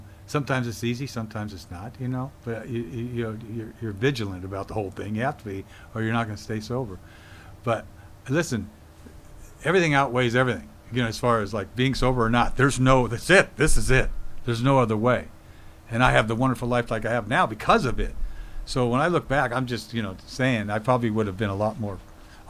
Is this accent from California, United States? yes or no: yes; Oakland, California, United States; I'm from Oakland, you know what I mean?